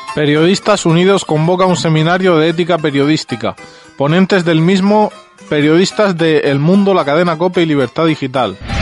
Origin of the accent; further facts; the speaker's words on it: Andalusia, Spain; al sur, a mi tierra